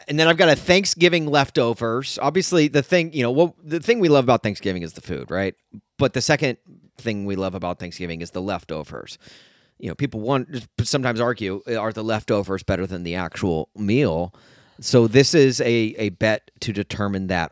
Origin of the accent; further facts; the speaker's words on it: United States; I'm American